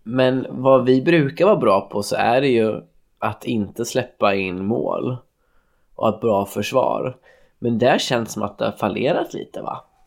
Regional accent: Örebro, Örebro County, Sweden; som den örebroare jag är

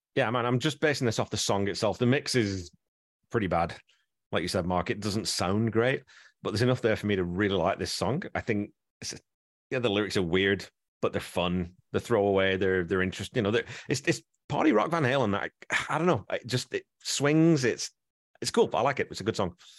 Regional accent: England, United Kingdom; moved away; I grew up in England

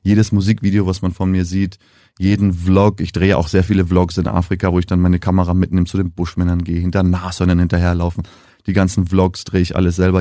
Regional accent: Namibia; accent: Nam-Deutsch; first language German; moved away as an adult; now in Germany; ich bin jetzt die fünfte Generation in Namibia, geboren, aufgewachsen

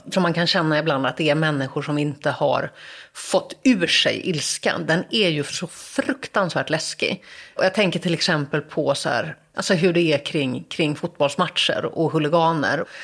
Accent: Gothenburg, Västra Götaland, Sweden; men så där växte jag upp och det var en otroligt skyddad verkstad. Alltså verkligen så här, både ekonomiskt och socialt och en naivitet och en liksom nästan världsfrånvändhet. Att jag liksom hade ganska lite koll på hur människor i andra delar av Göteborg hade det.

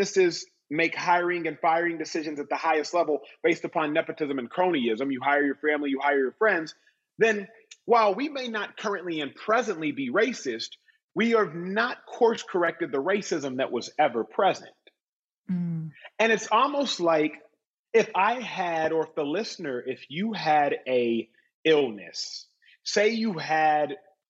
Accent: Austin, Texas, United States; I grew up in Austin, Texas

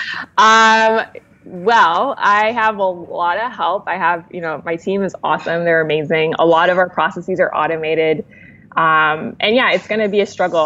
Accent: Los Angeles, California, United States; I'm from LA.

